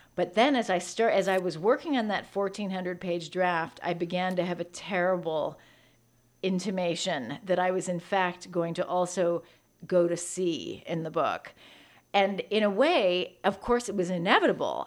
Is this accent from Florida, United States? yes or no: no; San Francisco, California, United States; moved away; also born or lived in New York; growing up in San Francisco